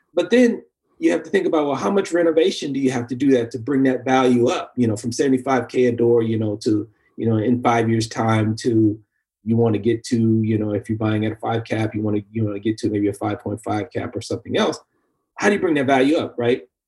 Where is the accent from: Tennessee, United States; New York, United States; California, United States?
California, United States; Bay Area; growing up in the Bay Area, major urban city